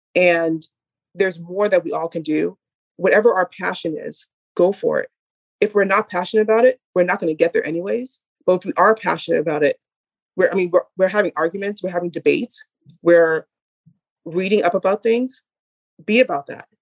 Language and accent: English; Boston, Massachusetts, United States; we're all from Boston